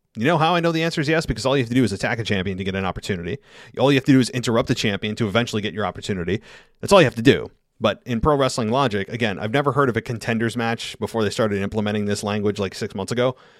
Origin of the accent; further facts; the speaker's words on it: United States; in the United States, given it's my, my home country